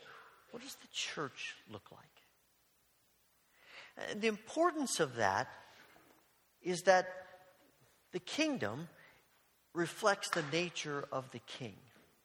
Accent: Evansville, Indiana, United States; moved away as an adult; the church in Evansville, Indiana, where I grew up

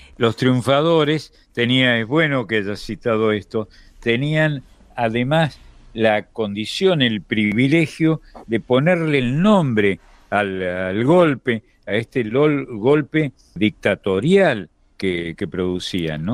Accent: Argentina

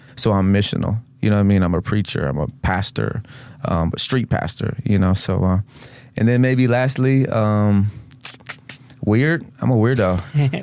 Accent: Venice, Florida, United States; also born or lived in Houston, Texas / Tampa, Florida; the city that I grew up in, in, I grew up in in Sarasota County is Venice

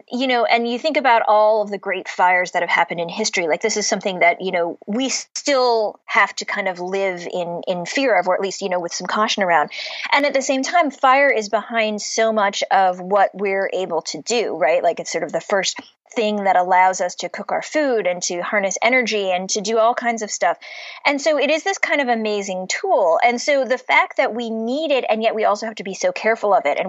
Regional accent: Cleveland, Ohio, United States; moved away as an adult; also born or lived in Pittsburgh, Pennsylvania; now in Boston, United States; But I grew up in Cleveland, which is right on Lake Erie. I was born in Pittsburgh

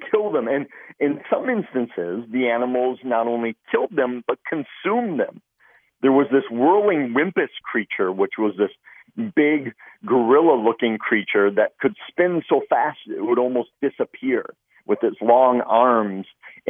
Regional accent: Midwest, United States; Growing up in the Midwest, I had always heard legends of these creatures.

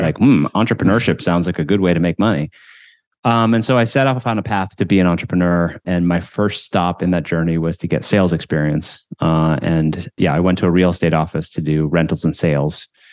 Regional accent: Williamsburg, Massachusetts, United States; also born or lived in Paraguay; we moved to this small town in, uh, western Massachusetts called Williamsburg, population of two thousand people. And, uh, so I grew up there

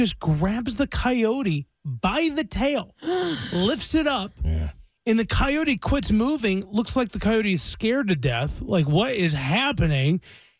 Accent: Blue Ridge Mountains, Appalachia, United States; moved away; I grew up in the Blue Ridge Mountains, and my family lives what we call up in the holler.

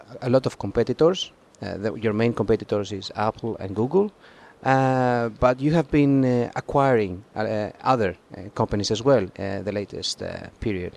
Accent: Greece; I'm from Greece

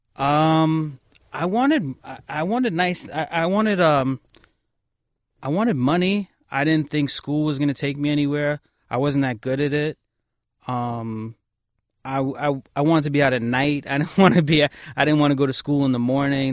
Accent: New York City, New York, United States; I grew up on Kings Highway in Brooklyn

